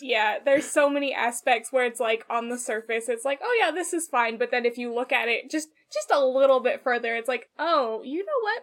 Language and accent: English; United States; I'm American